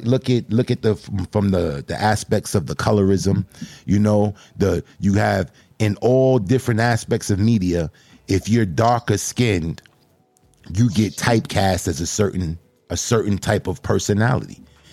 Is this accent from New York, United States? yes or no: yes; Brooklyn, New York, United States; And you don't mess with me because I'm from Brooklyn?